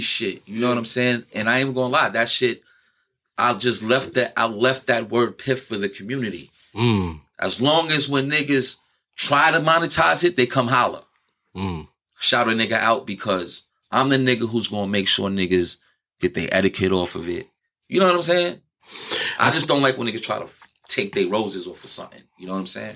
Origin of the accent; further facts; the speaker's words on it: New York City, New York, United States; I'm from New York. I'm from New York City where every everybody's out for themselves